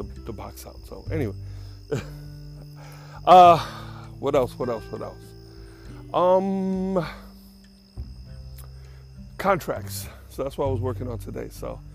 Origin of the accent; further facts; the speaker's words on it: New York City, New York, United States; moved away; I'm from the Bronx.